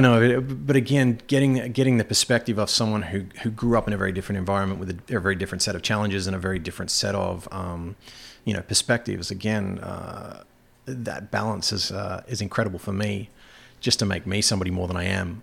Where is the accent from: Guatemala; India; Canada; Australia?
Australia; moved away as an adult; also born or lived in Germany / England; now in North Country, United States; Growing up in Australia